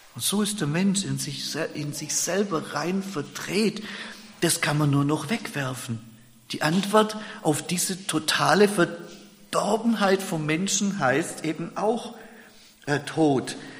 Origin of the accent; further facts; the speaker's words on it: Germany; bei uns in Deutschland